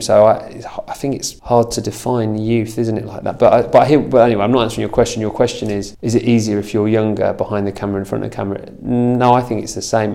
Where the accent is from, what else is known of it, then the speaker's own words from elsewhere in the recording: Lincolnshire, East Midlands, United Kingdom; now in London, United Kingdom; I'm not from London, I'm from Lincolnshire.